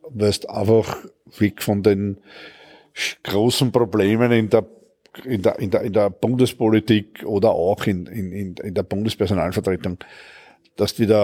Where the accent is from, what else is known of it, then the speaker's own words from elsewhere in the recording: Hartberg, Styria, Austria; born there; Ich bin in Hartberg in der Steiermark geboren, weil meine Eltern stammen aus der Oststeiermark und sind in den Mitte der 60er Jahre nach Wien übersiedelt